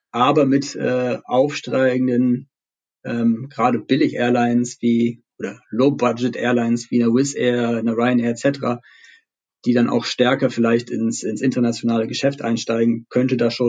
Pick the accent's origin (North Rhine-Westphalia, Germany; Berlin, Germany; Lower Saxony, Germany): Berlin, Germany; als Berliner hoffen wir natürlich stark darauf